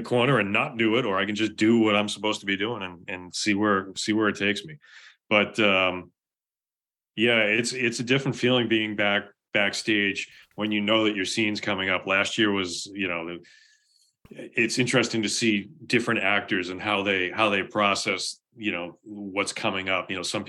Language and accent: English; Boston, Massachusetts, United States; growing up in Boston, I grew up in Jamaica Plain.